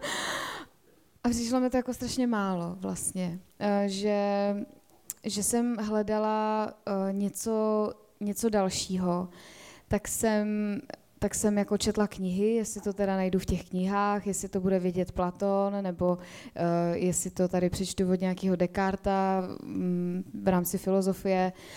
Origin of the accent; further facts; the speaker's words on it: a village near Prague, Central Bohemian Region, Czechia; also born or lived in Spain; já jsem vyrůstala na vesnici za Prahou